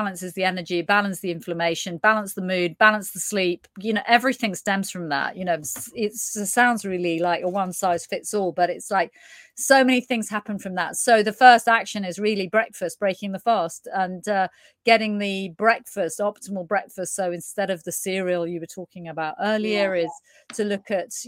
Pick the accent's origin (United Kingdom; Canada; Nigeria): United Kingdom; being British